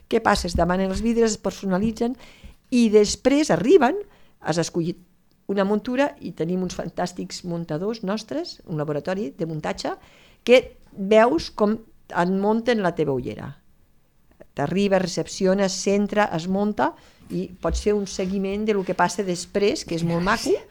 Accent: Lleida, Catalonia, Spain; som de Lleida, estem a Lleida

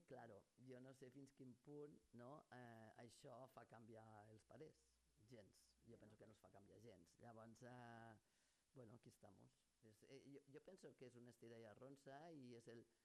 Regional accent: Lleida, Catalonia, Spain; com a lleidatana

